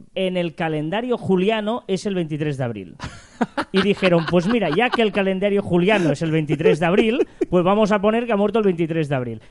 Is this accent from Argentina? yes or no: no; Catalonia, Spain; nosotros que somos catalanes tenemos la Día de San Jordi